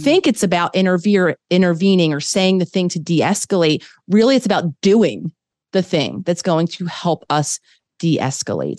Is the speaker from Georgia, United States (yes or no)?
no; Philadelphia, Pennsylvania, United States; moved away as an adult; also born or lived in New York / Los Angeles; I grew up in Philadelphia